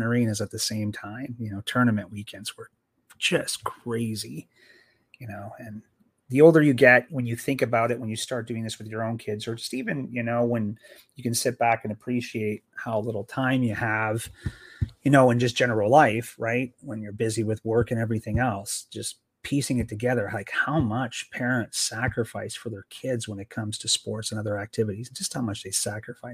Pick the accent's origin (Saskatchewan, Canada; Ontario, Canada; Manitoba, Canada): Ontario, Canada; Sault Ste. Marie; growing up in Sault Ste. Marie, we had the Hounds.